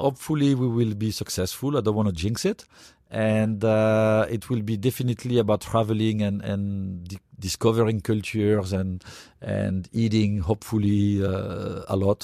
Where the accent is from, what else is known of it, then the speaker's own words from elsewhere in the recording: France; now in United States; when I grew up in France